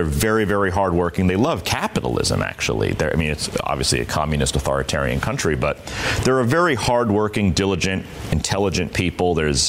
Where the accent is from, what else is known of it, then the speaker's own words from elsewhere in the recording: Westchester County, New York, United States; also born or lived in China; I'm actually from Westchester County. I was born and raised here, lived my whole life here.